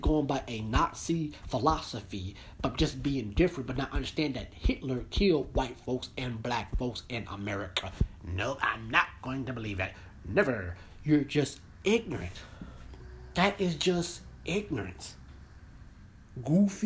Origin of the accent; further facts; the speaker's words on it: United States; I'm an American citizen that I am American.